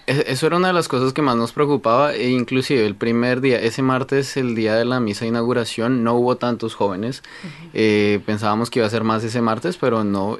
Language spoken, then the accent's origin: Spanish; Colombia; now in Canada; yo vengo de Colombia